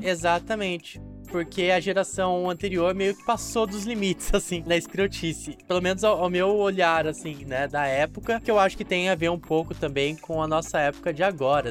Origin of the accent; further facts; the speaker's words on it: interior of São Paulo, Brazil; a minha cidade natal, no interior de São Paulo, era muito famosa pelo carnaval